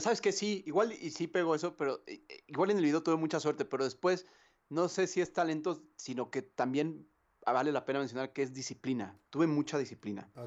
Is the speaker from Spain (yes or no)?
no; Mexico; nosotros, la neta, como mexicanos